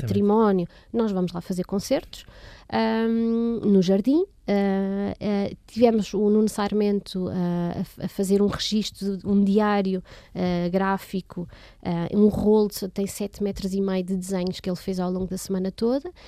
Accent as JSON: {"language": "Portuguese", "country": "Portugal", "said": "como bons portugueses que nós somos"}